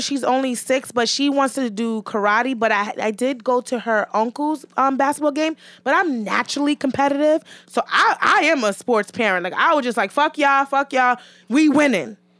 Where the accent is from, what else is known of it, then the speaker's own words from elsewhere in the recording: New York City, New York, United States; I grew up in Hell's Kitchen